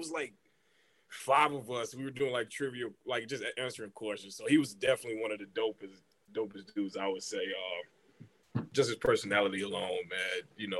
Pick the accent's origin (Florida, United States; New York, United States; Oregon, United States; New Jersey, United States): Florida, United States; Then I was raised in Florida.